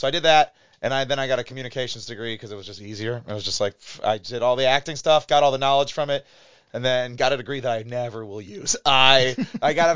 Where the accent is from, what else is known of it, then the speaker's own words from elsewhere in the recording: Chagrin Falls, Ohio, United States; also born or lived in Cleveland, Ohio; I grew up in Chagrin Falls, a Catholic school all my life, and then went to Cleveland State for college.